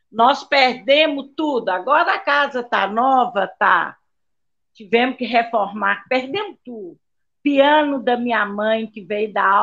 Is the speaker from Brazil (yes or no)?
yes; Raul Soares, Minas Gerais, Brazil; Eu sou de Raul Soares, Minas Gerais, interiorzinho de Minas.